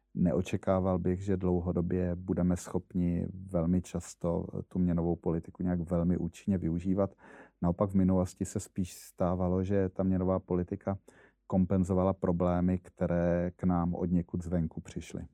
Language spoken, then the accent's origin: Czech; Brno, South Moravian Region, Czechia; já jsem Brňák